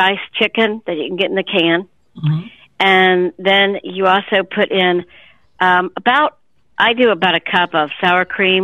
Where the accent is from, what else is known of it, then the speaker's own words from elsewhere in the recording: Columbus, Ohio, United States; I'm from Columbus, Ohio.